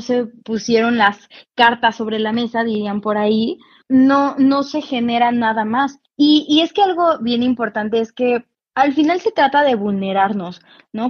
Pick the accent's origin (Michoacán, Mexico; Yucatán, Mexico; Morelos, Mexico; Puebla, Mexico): Morelos, Mexico; Cuernavaca; yo soy de Cuernavaca